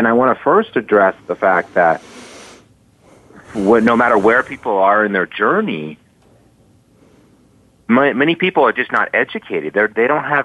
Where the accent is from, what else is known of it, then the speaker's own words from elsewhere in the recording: Boulder, Colorado, United States; growing up in Boulder